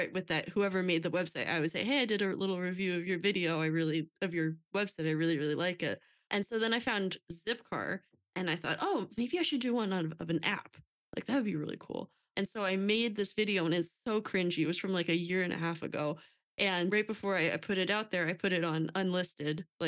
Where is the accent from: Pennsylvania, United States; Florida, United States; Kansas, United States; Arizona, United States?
Pennsylvania, United States; Lehigh Valley; I'm from Lehigh Valley